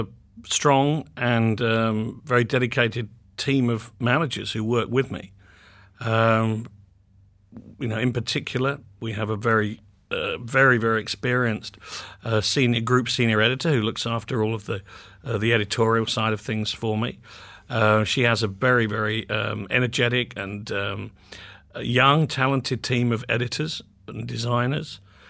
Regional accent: Muswell Hill, London, United Kingdom; also born or lived in Barnet; Yes, I grew up in North London, in first of all in a place called Muswell Hill, and then subsequently in Barnet, which is a little outside central London, to the north.

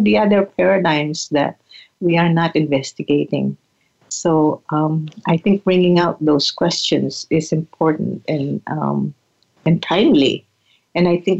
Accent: Philippines; now in Santa Rosa, United States; as a Filipina, as a settler, as a woman of color

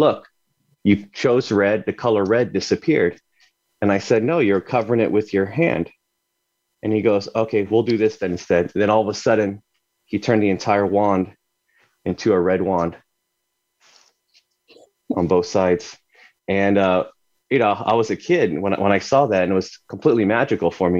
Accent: Arizona, United States; I grew up in Arizona. I was about 4 or 5 years old.

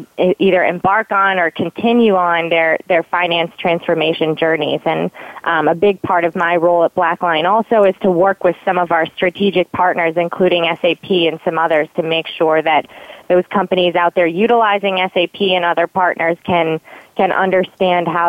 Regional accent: east side of Michigan, United States; now in Baltimore, United States; I was born and raised in Michigan, so I'm a Michigan girl

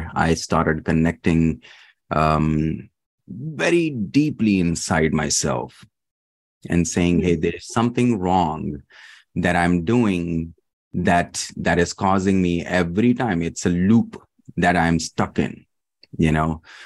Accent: Dubai, United Arab Emirates; born or raised there; also born or lived in Pakistan; now in Kentucky, United States

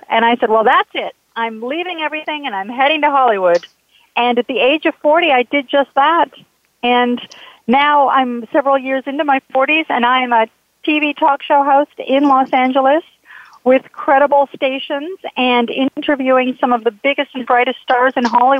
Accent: Calgary, Alberta, Canada; moved away; I was living up in Canada. I'm from Calgary, Alberta

